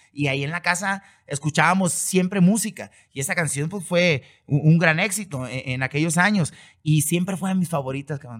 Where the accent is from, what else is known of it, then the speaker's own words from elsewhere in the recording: Mazatlán, Sinaloa, Mexico; yo nací y crecí y he vivido toda mi vida en Mazatlán